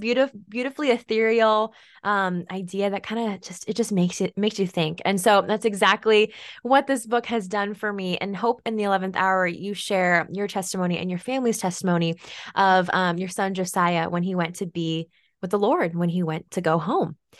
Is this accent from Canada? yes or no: no; Oregon, United States; a hazelnut farm about eighty acres here in Oregon